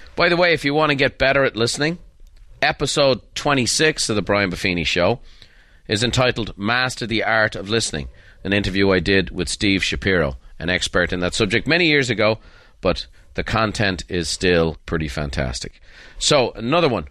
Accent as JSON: {"language": "English", "country": "Ireland", "tie": "born or raised there", "said": "as a boy growing up in Ireland."}